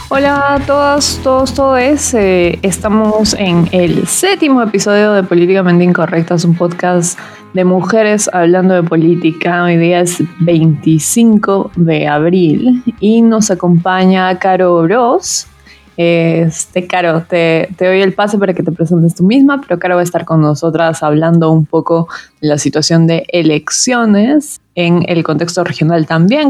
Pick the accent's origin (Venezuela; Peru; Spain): Peru; Cusco; yo soy de Cusco